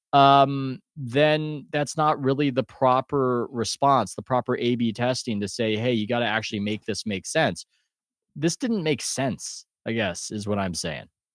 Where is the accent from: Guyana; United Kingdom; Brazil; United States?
United States; I'm American